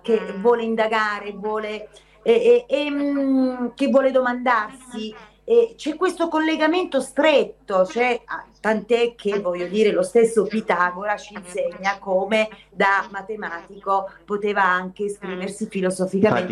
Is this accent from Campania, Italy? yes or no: yes; province of Salerno, Campania, Italy; mio paese d'origine in provincia di Salerno